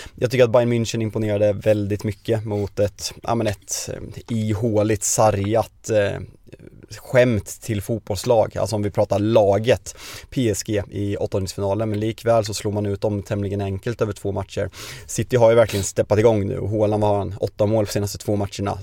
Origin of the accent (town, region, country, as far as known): Sweden